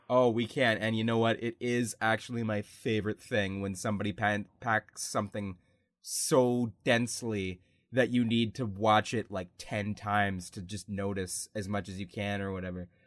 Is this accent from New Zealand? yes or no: no; Canada; we're Canadian